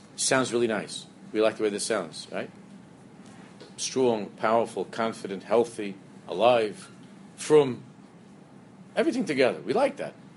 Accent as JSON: {"language": "English", "town": "New York City", "region": "New York", "country": "United States", "tie": "born or raised there", "said": "the shtibel that I grew up in in Queens"}